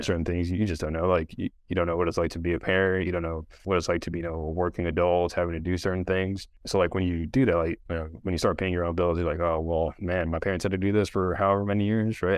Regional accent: Hawaii, United States; I grew up in Hawaii, so, like, swimming was just part of life

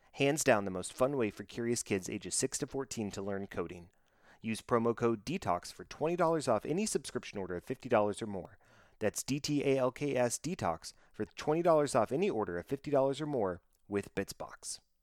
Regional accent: Dallas, Texas, United States; born and raised here in the Dallas Fort Worth area

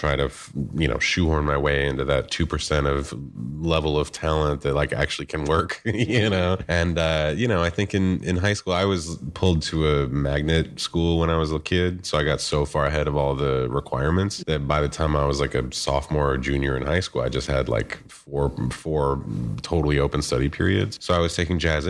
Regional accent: Bloomington, Indiana, United States; moved away as an adult; also born or lived in New York City; I'm from Bloomington, Indiana originally. I grew up and did my undergrad there.

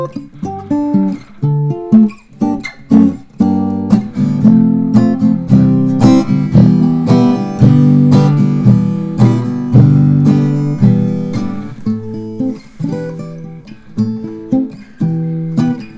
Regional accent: Newcastle upon Tyne, North East England, United Kingdom; moved away as an adult; also born or lived in Highlands, Scotland; now in Invergordon, United Kingdom; for Newcastle, my hometown, it takes me 6 hours to drive there

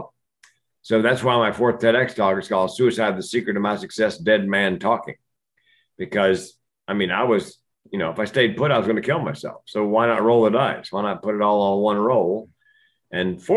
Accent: Raleigh, North Carolina, United States; I grew up in Raleigh, North Carolina.

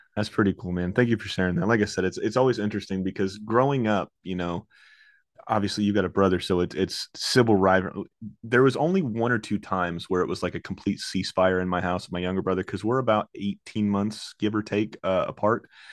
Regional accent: Orlando, Florida, United States; I'm from Orlando, Florida. I live in Orlando, Florida

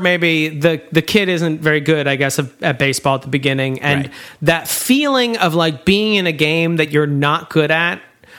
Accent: United States; as an American

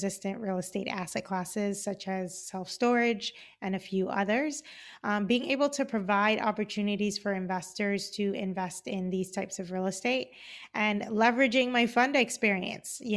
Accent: Cayman Islands; moved away; I am originally from the Cayman Islands. I grew up in Grand Cayman.

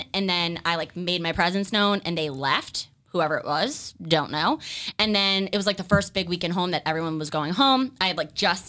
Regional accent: Raynham, Massachusetts, United States; also born or lived in Amherst, Massachusetts; So I grew up in Rainham, Massachusetts, which some people also pronounce it like Rainham.

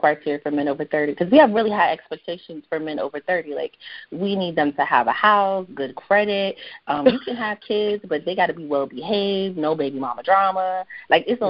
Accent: North Carolina, United States; I'm from North Carolina. I'm a southern girl

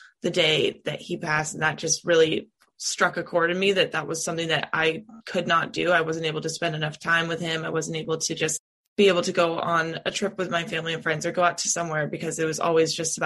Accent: California, United States; moved away as an adult; now in Nashville, United States; I'm originally from California.

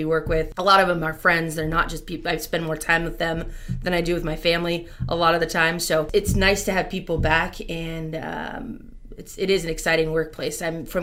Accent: Rancho Murieta, California, United States; I grew up out in Rancho Marietta, which is kind of a suburb of Sacramento.

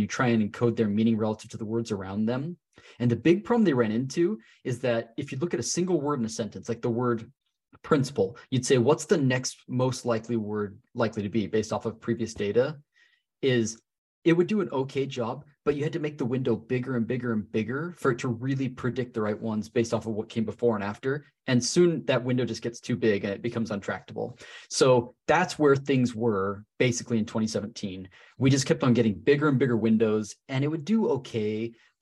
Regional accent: Salt Lake City, Utah, United States; born or raised there

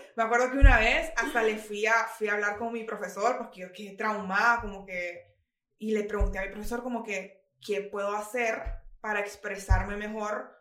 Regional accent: Honduras; moved away as an adult; now in United States; yo crecí en Honduras

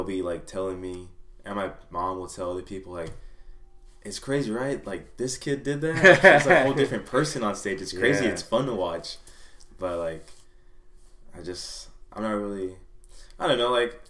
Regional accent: Anaheim, California, United States; also born or lived in Fullerton; Back in Anaheim, grew up, born and raised in Anaheim

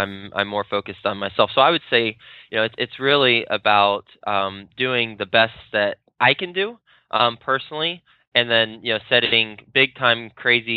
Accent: Fort Worth, Texas, United States; moved away as an adult; also born or lived in New York City; move back down to Texas, where I'm from. I'm from Fort Worth, Texas

